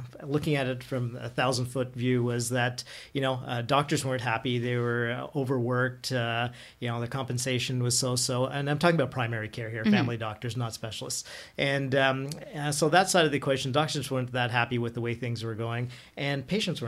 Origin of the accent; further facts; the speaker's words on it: Ottawa, Ontario, Canada; also born or lived in Toronto; I'm born and raised in Ottawa